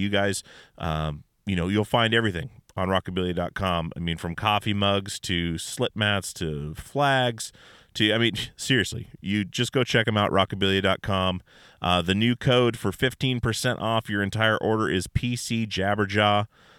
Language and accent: English; Alaska, United States; I'm from Alaska, And we do not say it that way.